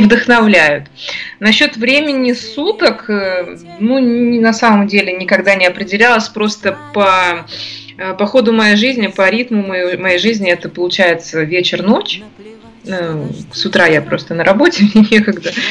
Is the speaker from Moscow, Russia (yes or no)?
no; Ufa, Bashkortostan, Russia; born or raised there